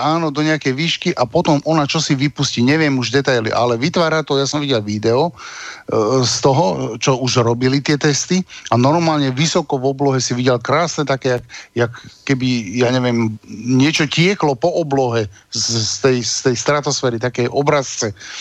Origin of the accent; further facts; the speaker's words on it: Slovakia; sme ako Slováci to dosť zažili